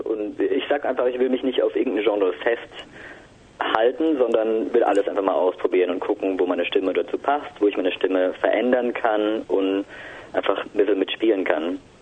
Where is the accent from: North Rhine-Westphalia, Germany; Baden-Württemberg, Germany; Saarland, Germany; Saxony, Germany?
Baden-Württemberg, Germany; Mannheim; Als Mannheimer